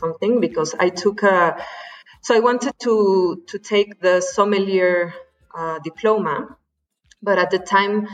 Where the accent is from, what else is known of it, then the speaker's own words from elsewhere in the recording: Mexico City, Mexico; I'm from Mexico City